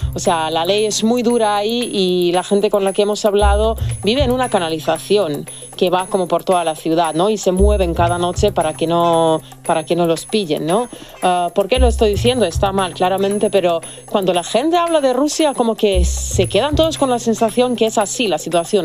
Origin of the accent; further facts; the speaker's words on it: Serbia; moved away; yo soy de Serbia